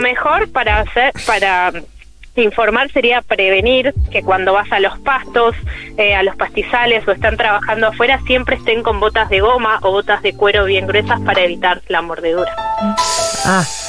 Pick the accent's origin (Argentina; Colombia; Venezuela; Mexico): Argentina; Zona Norte, Buenos Aires Province; now in Paraná Delta, Argentina; soy de zona norte, no del Delta, pero la casa en la que vivo es la casa familiar de toda la vida